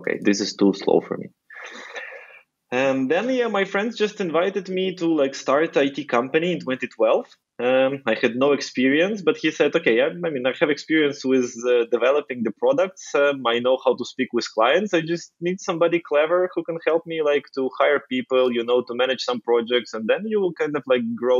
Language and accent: English; Ukraine; I'm originally from Ukraine. So I'm Ukrainian